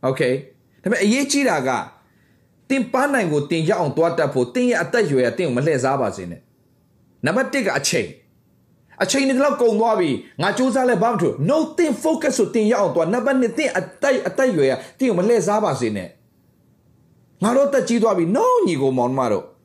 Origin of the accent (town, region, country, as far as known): Myanmar; born or raised there